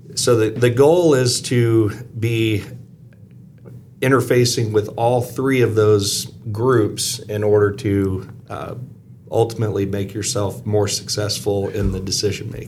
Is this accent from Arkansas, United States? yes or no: yes; Arkansas, United States; moved away; also born or lived in Missouri; I am originally from Arkansas